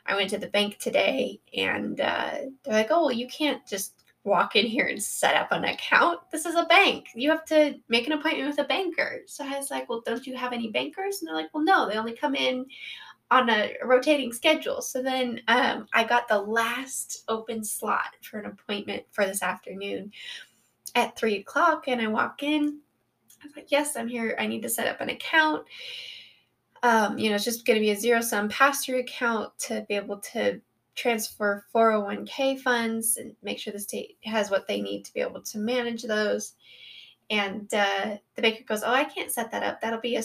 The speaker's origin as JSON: {"language": "English", "region": "Colorado", "country": "United States", "tie": "born or raised there"}